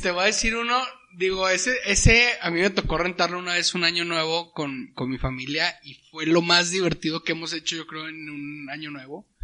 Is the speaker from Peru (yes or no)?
no; Torreón, Coahuila, Mexico; acá en el norte y Torreón, que yo soy de Torreón